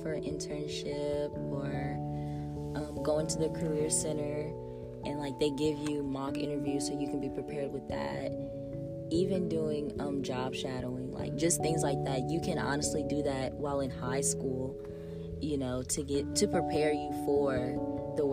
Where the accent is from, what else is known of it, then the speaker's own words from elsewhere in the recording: Raceland, Louisiana, United States; because I'm an in-state student, I'm from Raceland, Louisiana, yes, the dirty south.